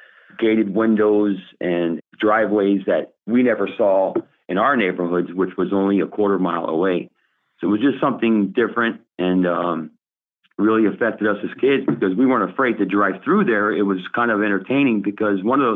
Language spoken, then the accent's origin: English; Miami, Florida, United States; I was born and raised here in Miami